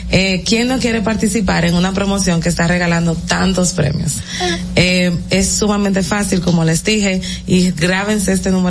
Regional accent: Dominican Republic; somos dominicanos y somos lo mejor que hay.

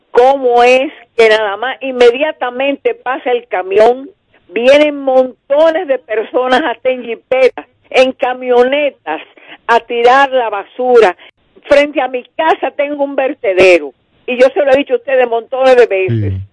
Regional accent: Dominican Republic; also born or lived in Residencial Santo Domingo

